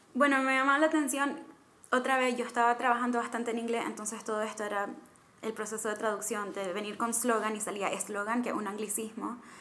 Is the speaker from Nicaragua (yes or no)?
yes; Nicaragua; moved away; soy nicaragüense, mitad británica